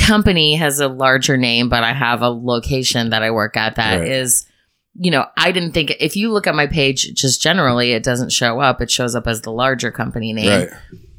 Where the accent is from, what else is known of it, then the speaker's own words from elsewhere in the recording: Chicago, Illinois, United States; I'm from Chicago, dude.